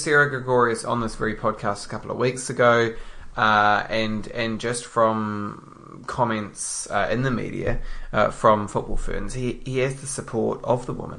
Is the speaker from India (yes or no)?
no; New Zealand; No, I mean, either way, we are just, as Kiwi football fans, ecstatic.